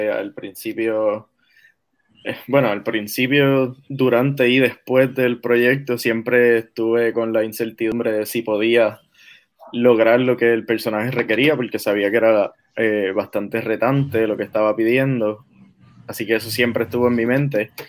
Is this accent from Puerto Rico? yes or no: yes; Caguas, Puerto Rico; now in Washington, D.C., United States; Eh, sí, bueno, soy puertorriqueño, ahora estoy viviendo en Washington, D.C., pero sí, pero soy de Caguas.